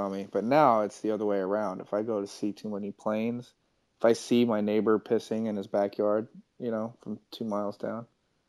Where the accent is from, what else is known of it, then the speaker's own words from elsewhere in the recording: Kansas, United States; I'm from Kansas.